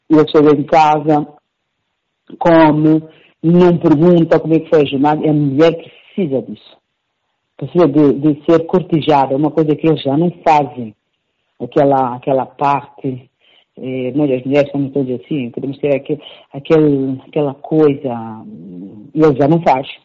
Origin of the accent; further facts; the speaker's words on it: Mozambique; moved away as an adult; now in Italy; Lutei, lutei, agora estou moçambicana, mas eu nunca deixei de dizer que sou moçambicana.